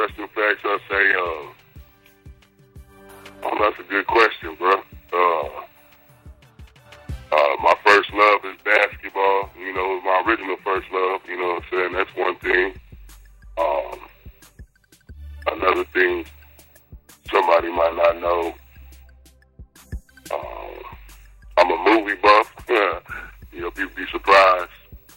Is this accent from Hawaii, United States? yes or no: no; El Paso, Texas, United States; also born or lived in Atlanta; now in Houston, United States; I grew up in El Paso on the north side, you know, right by the Triangle.